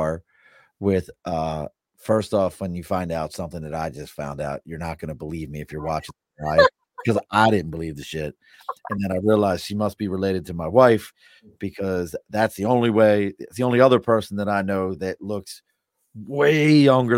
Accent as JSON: {"language": "English", "town": "Baltimore", "region": "Maryland", "country": "United States", "also_born_or_lived": "New York", "moved": "yes", "said": "I'm originally from Baltimore"}